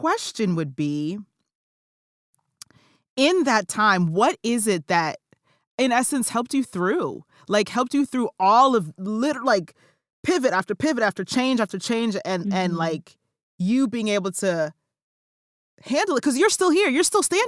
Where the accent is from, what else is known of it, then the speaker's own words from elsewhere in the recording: South Orange, New Jersey, United States; I grew up born and raised in South Orange, New Jersey